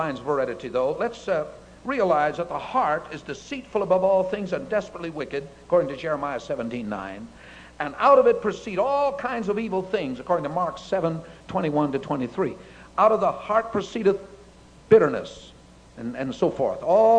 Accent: Japan; born there; My parents were missionaries in Japan. I was born in Japan.

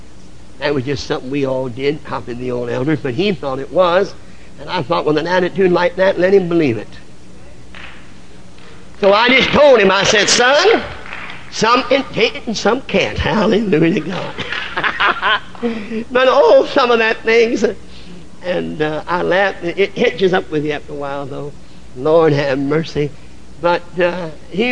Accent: the North, United States; I come from the North. Northern churches in general were never what we call holiness minded.

